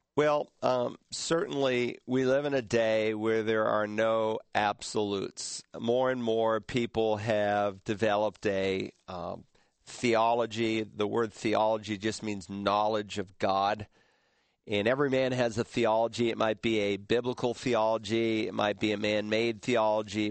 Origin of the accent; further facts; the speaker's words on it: Worcester, Massachusetts, United States; moved away; there's a Southern Baptist church in Worcester, Massachusetts, uh, my hometown